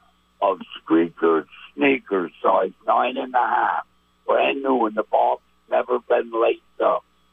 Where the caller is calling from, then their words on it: St. Albans, Vermont, United States; from St. Albans.